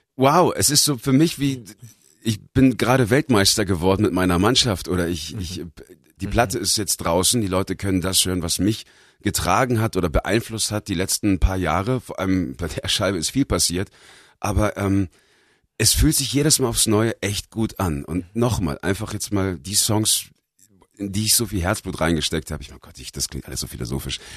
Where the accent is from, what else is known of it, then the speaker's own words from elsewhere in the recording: Bavaria, Germany; moved away as an adult; also born or lived in Los Angeles, United States / Australia; Bayern ist mein Zuhause